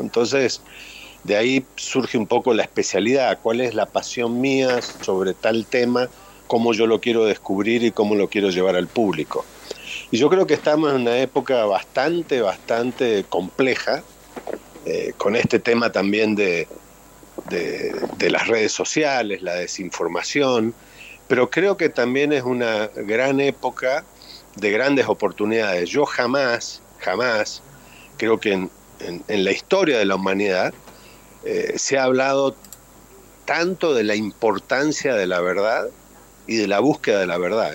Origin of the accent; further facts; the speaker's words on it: Córdoba, Argentina; moved away; yo también siendo cordobés, del interior